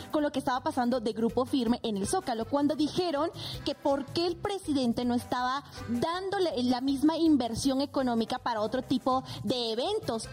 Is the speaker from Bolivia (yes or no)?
yes; Bolivia; moved away as an adult; now in Mexico; soy netamente boliviana.